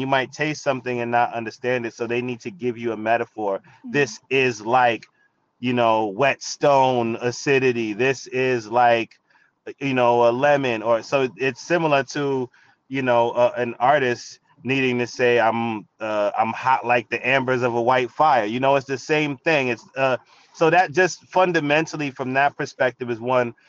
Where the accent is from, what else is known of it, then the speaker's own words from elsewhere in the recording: New York City, New York, United States; I grew up in the Bronx, New York, surrounded by hip hop